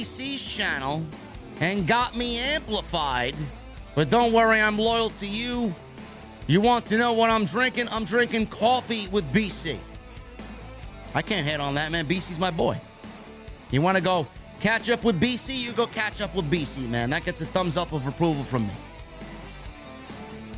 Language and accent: English; New York, United States; we're from New York